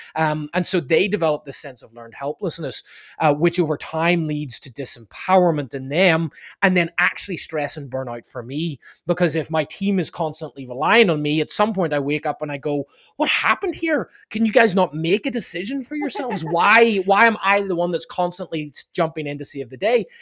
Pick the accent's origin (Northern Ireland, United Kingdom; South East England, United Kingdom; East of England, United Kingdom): Northern Ireland, United Kingdom; Belfast; now in Laguna Beach, United States; I'm from, uh, I'm from Ireland, actually from Northern Ireland, uh, from, uh, Belfast.